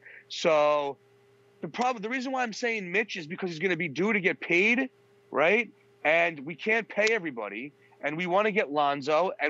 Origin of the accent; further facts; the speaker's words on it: Long Island, New York, United States; now in Manhattan, United States; Hey, what's up? … originally from Long Island, but everyone knows me as … because I was living in Manhattan